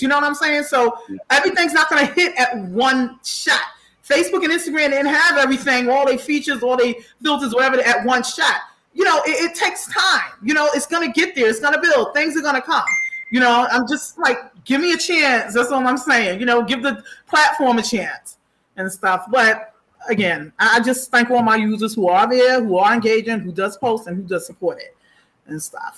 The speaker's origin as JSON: {"language": "English", "town": "New York City", "region": "New York", "country": "United States", "tie": "born or raised there", "said": "my hometown, Far Rockaway"}